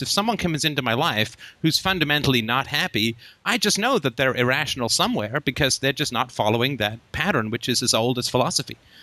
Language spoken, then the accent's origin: English; England, United Kingdom; also born or lived in Ireland / Africa; now in Canada; I was actually born in Ireland, and uh, I grew up in England. I lived in Africa for a while, came to Canada